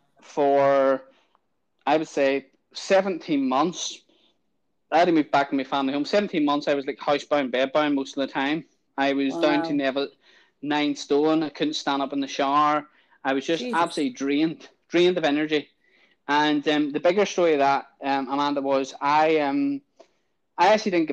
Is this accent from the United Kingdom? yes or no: yes; Ballymena, Northern Ireland, United Kingdom; I was born in Ballymena, lived in Ballymena, grew up in like a kind of a house in the state area